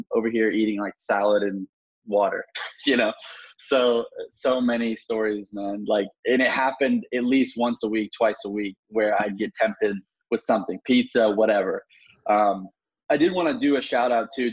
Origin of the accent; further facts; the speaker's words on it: Atlanta, Georgia, United States; moved away; I'm originally from Atlanta